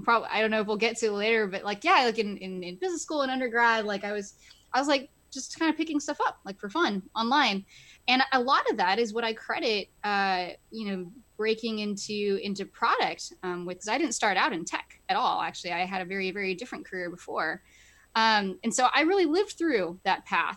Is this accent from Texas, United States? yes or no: yes; Plano, Texas, United States; moved away as an adult; also born or lived in Boston / Cambridge; now in Bay Area, United States; I am actually from Texas originally. So I grew up in like baking hot heat